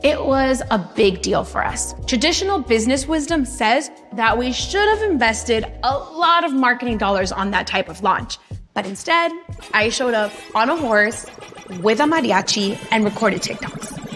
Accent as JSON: {"language": "English", "town": "Los Angeles", "region": "California", "country": "United States", "tie": "born or raised there", "said": "My entrepreneurial spirit comes from growing up in Latino neighborhoods"}